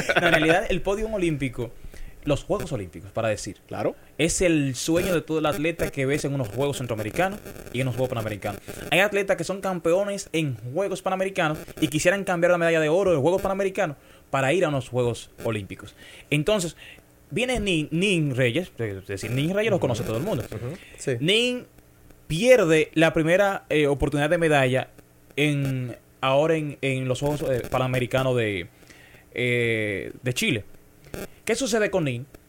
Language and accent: Spanish; Dominican Republic; ya me terminé de criar en Vallaguana, un barrio de Las Flores. Soy de Vallaguana, como digo, orgullosamente